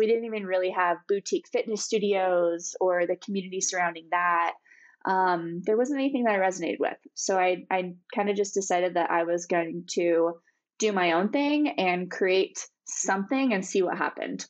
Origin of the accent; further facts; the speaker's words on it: Bozeman, Montana, United States; my hometown of Bozeman